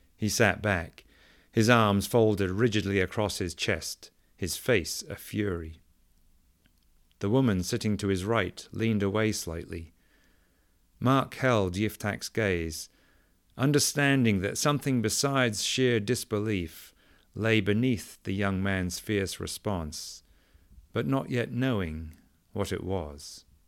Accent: England, United Kingdom; now in United States; Growing up in England

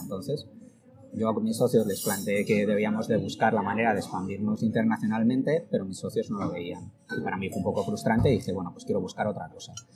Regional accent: Logroño, La Rioja, Spain; moved away as an adult; also born or lived in Madrid; yo soy de Logroño y, me vine a, estudiar a Madrid la, carrera

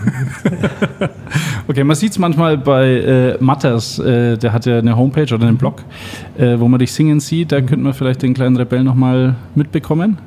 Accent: Schwabach, Bavaria, Germany; ich bin in Schwabach aufgewachsen

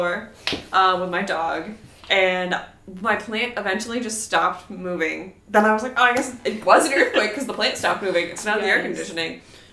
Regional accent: Washington, United States; now in Los Angeles, United States; We're from Washington where it rains all the time

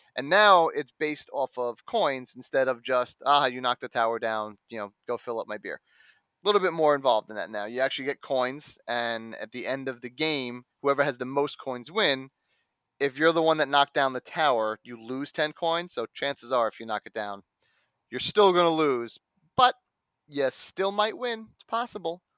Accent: New York, United States; I'm a New Yorker

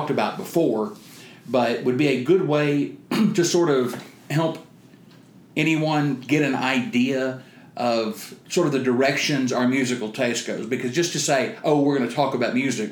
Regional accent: East Texas, United States; I'm also from East Texas

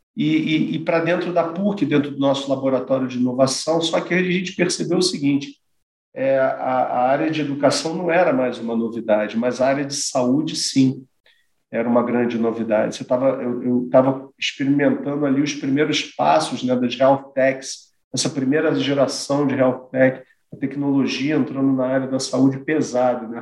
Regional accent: Rio de Janeiro, Brazil; sou do, do Rio de Janeiro

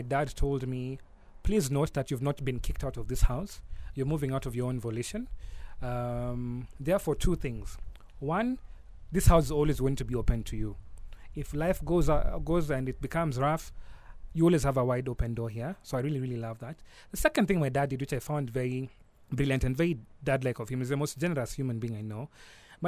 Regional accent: Nairobi, Kenya; I was born and brought up in Nairobi

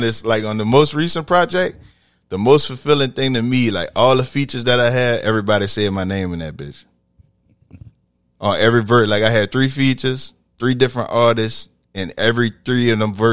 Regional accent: New Orleans, Louisiana, United States; I'm from New Orleans. Mostly everybody from here got musical backgrounds. I marched in a band all through high school.

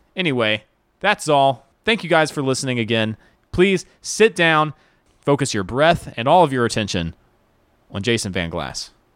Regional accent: the South, United States; I grew up in the South

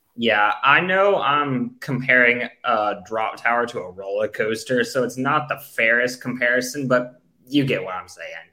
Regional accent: United States; we're American

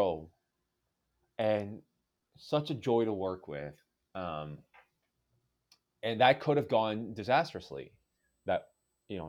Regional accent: Victoria, British Columbia, Canada; the church I grew up going to in Victoria, BC

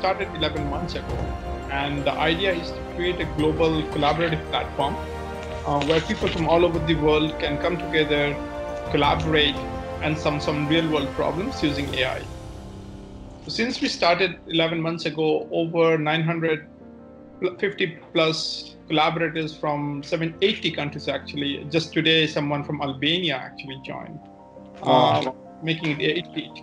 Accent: India; moved away as an adult; also born or lived in Germany; So originally, I come from India. I left India in 2003, January.

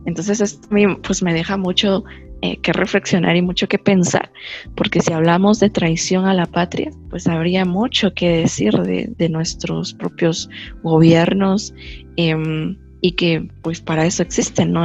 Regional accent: Guatemala; como guatemaltecos

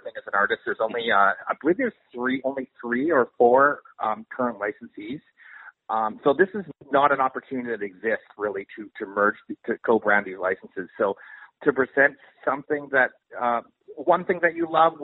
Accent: Canada; now in Los Angeles, United States; I'm based out of Los Angeles, but I'm Canadian

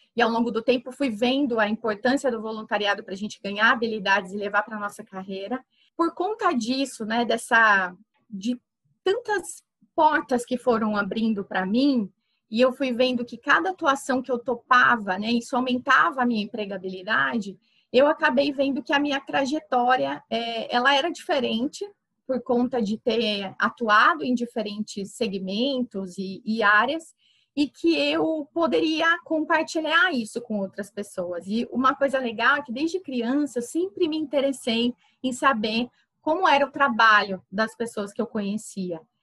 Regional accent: Campinas, São Paulo, Brazil; also born or lived in Santa Rita do Passa Quatro; eu só nasci lá e passava as minhas férias no, no sítio do meu avô, mas a minha vida inteira foi construída em Campinas. Então eu fiz todas as minhas escolas foram lá

